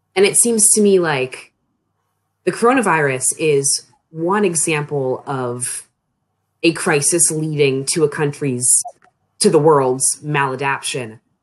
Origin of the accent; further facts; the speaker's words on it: Annapolis, Maryland, United States; moved away as an adult; now in Frostburg, United States; I'm from the Annapolis region uh, of Maryland, but when I moved off to college, it was to Frostburg